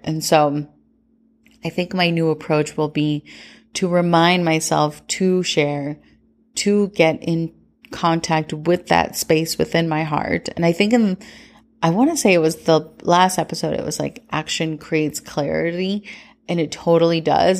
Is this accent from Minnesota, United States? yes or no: yes; Minnesota, United States; growing up in Minnesota